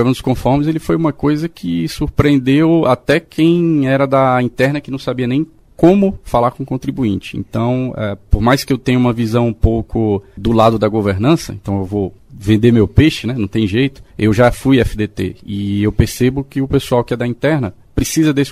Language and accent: Portuguese; Fortaleza, Ceará, Brazil; also born or lived in Northeast Brazil; Bom, eu sou de Fortaleza, natural de Fortaleza, Ceará, né? Morei lá praticamente a minha vida inteira, depois morei em algumas outras cidades do Nordeste.